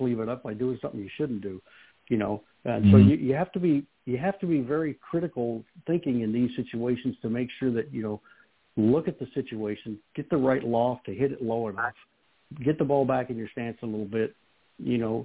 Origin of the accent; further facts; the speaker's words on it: Kansas, United States; I grew up in Kansas